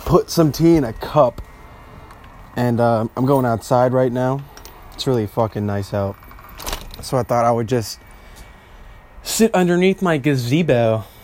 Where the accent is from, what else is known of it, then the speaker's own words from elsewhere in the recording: Bosnia & Herzegovina; I'm Bosnian, okay? I'm from Southeastern Europe.